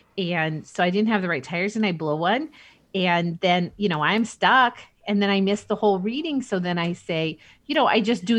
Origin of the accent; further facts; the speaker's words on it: Indianapolis, Indiana, United States; You know, I grew up partially in Indianapolis. You know, I was living there for his 86 win and his 87 win. You know, we had moved by 92